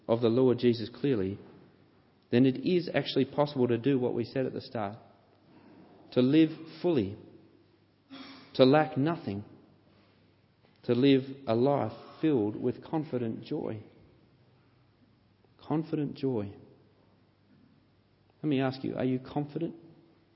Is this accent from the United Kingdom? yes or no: no; Canberra, Australian Capital Territory, Australia; I know I was born in Canberra.